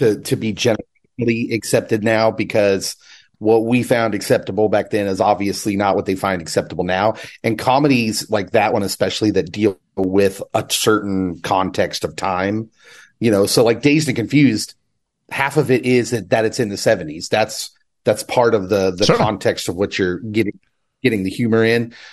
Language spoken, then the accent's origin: English; Kansas, United States; I'm from Kansas